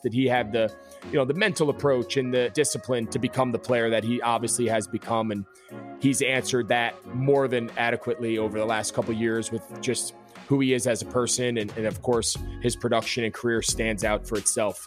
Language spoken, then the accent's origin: English; United States; I grew up outside of New York City in like a typical New York suburb